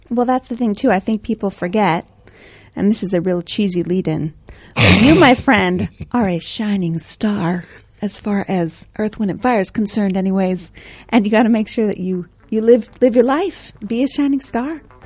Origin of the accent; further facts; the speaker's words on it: United States; eternal optimism of being American